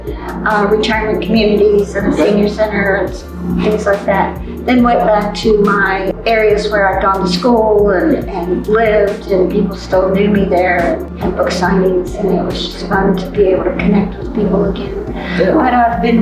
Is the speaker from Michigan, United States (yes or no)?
no; Hood County, Texas, United States; My hometown paper, which is the Hood County News and another county. We're about 80 miles from Dallas